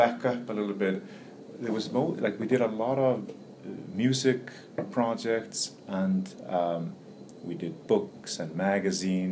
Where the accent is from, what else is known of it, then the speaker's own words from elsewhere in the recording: Iceland; moved away as an adult; now in New York, United States; I'm born and raised in Iceland. Came here in early 90s, or 89 actually.